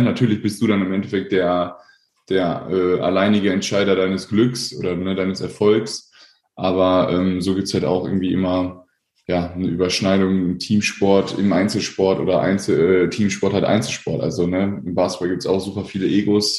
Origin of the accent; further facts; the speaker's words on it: Paderborn, North Rhine-Westphalia, Germany; also born or lived in Korbach / Sauerland; dann bin ich halt ab dem dritten Lebensjahr mit meinen Eltern, mit meinen jungen Eltern nach Paderborn gezogen und äh, dann haben die halt nebenher noch studiert und dann bin ich halt auch zur Schule gegangen